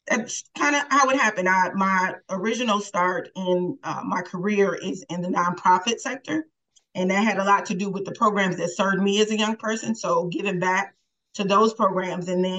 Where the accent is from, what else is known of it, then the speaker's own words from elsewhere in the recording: Milwaukee, Wisconsin, United States; I was born and raised in Milwaukee, raised by my grandmother, grew up in 33rd and Walnut